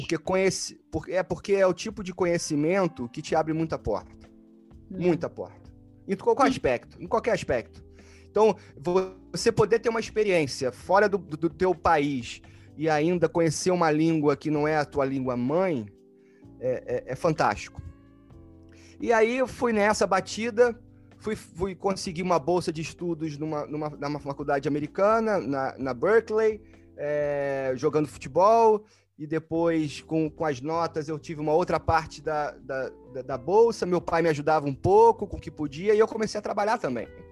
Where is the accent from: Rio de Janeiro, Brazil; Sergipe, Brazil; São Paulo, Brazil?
Rio de Janeiro, Brazil; moved away as an adult; also born or lived in United States; now in Netherlands; eu venho do Rio de Janeiro, do Brasil, nasci no Rio de Janeiro, no Brasil